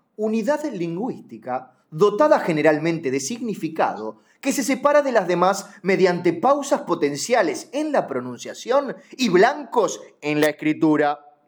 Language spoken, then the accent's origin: Spanish; Uruguay; yo como uruguayo